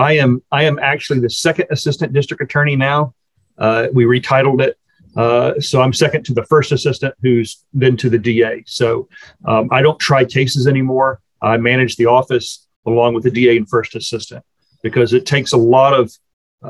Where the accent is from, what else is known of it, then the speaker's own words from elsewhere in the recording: Austin, Texas, United States; also born or lived in College Station, Texas / Houston, Texas; I am from the Austin area. That's where I grew up